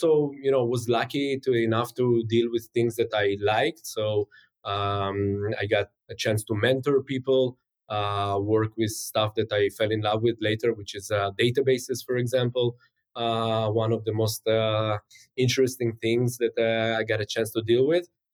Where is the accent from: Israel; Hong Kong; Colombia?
Israel; also born or lived in St. Petersburg, Russia; I was born in St. Petersburg, which is one of the most beautiful cities in the world. Came to Israel when I was five. And, you know, since then, I only remember Israel.